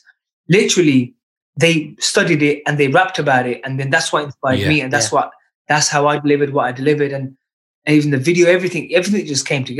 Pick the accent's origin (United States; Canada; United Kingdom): United Kingdom; as a British Punjabi